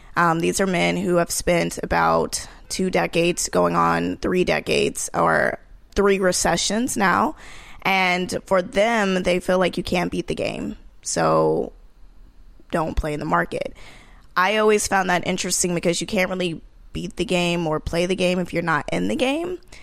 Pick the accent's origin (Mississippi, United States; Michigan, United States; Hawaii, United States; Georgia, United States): Georgia, United States; Marietta; moved away as an adult; also born or lived in New York; I came from Georgia, Marietta, Georgia, which is the suburbs of Atlanta